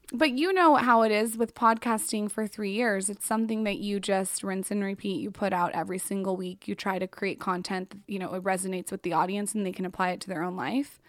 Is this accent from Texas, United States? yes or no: no; San Diego, California, United States; I grew up in San Diego